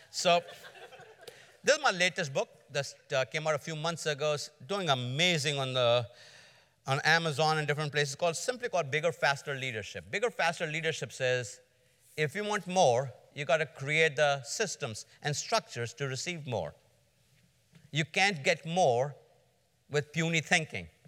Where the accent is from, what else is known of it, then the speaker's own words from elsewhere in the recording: Georgia, United States; I'm from Georgia